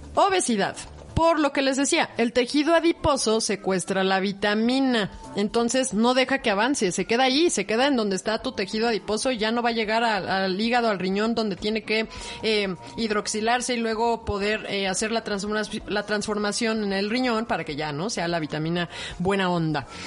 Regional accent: Mexico; también somos mexicanos, somos morenos

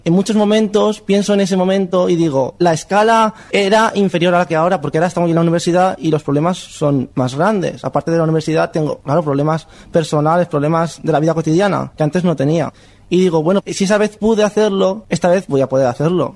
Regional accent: Burriana, Valencian Community, Spain; moved away as an adult; now in Valencia, Spain; Soy de Burriana, pero estoy en un piso de estudiantes y este es mi primer año en Valencia

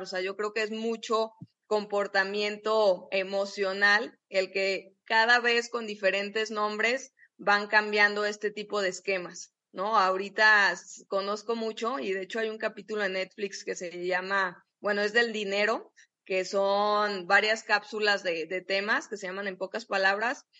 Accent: Guadalajara, Jalisco, Mexico; nosotros que somos de Guadalajara

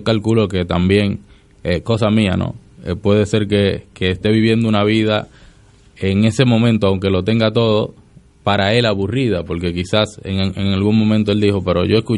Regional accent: Dominican Republic; now in Argentina; aunque tengo eh, bastante tiempo ya viviendo aquí, pero no soy no soy argentino, soy de República Dominicana. Pero vivo acá hace bastante y algunas cosas se me pegaron

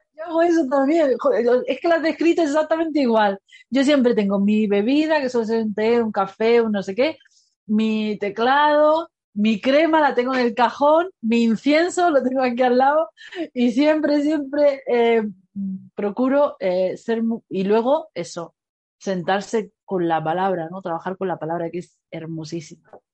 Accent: Granada, Andalusia, Spain; yo soy de Granada

